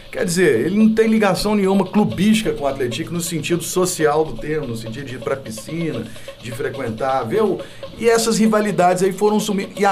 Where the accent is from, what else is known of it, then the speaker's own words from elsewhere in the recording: Minas Gerais, Brazil; Não brinca que eu sou mineiro não, sou mineiro mesmo.